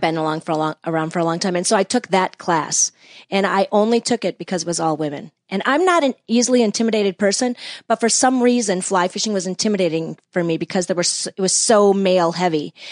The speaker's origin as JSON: {"language": "English", "town": "West Bend", "region": "Wisconsin", "country": "United States", "tie": "born or raised there", "also_born_or_lived": "Ann Arbor, Michigan", "moved": "as an adult", "lives_now": "Chicago, United States", "said": "I was born and raised in West Bend, Wisconsin"}